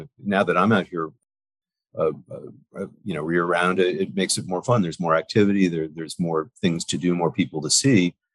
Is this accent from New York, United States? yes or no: yes; New York City, New York, United States; moved away as an adult; also born or lived in Paris, France; now in Quogue, United States; I grew up in New York and Manhattan